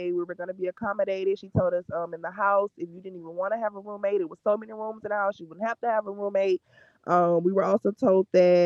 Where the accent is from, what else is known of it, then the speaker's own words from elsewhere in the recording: Baton Rouge, Louisiana, United States; I'm from Baton Rouge